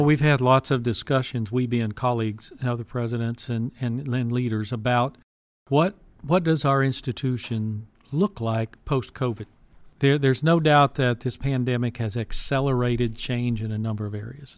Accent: Pasadena, Texas, United States; I grew up in Pas- South Houston, Pasadena

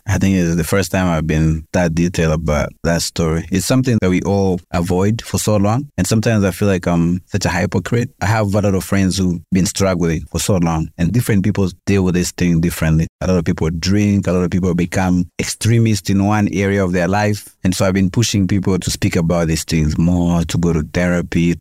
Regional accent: Kenya; also born or lived in Rwanda / Congo / Tanzania / Canada; I grew up here, I went to school here, went to primary school here, high school here

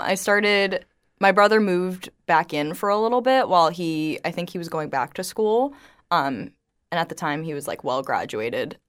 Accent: Estero, Florida, United States; I actually grew up in Estero

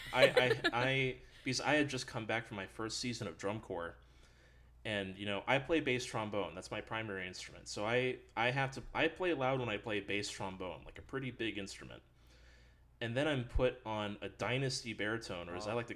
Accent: Red Wing, Minnesota, United States; moved away; also born or lived in Denton, Texas; So I'm from Minnesota, from up north. Born in Red Wing.

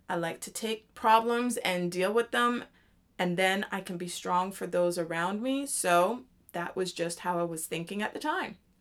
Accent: Canada; moved away; I am Canadian, so it was a great time being home for me.

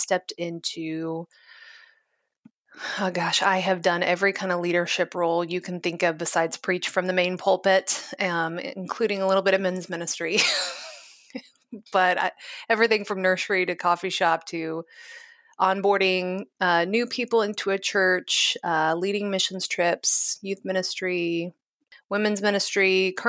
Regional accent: Kansas City, United States; So I have been born and raised in Kansas City.

